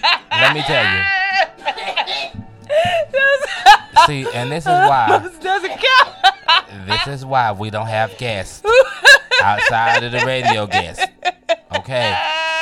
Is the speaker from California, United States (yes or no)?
no; Detroit, Michigan, United States; I grew up in Detroit